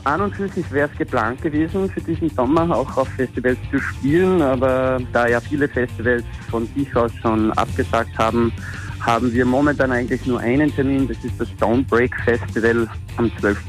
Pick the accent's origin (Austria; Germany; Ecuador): Austria; Graz, Styria; Wir kommen aus Stadt Graz, in Österreich bzw. Graz-Wolfsberg.